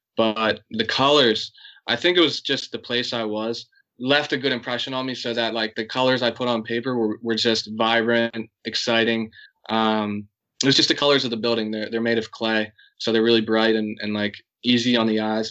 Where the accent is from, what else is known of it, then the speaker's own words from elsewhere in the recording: United States; I'm American, but I have a I have a strong Irish heritage